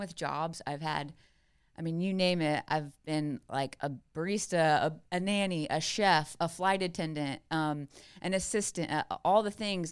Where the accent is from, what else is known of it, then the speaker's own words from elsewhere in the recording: South Carolina, United States; I grew up in South Carolina.